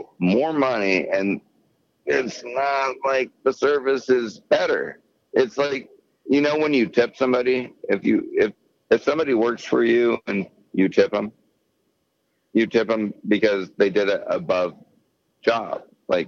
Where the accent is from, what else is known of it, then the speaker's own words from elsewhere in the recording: United States; I'm just American, but that's my heritage. But I was born here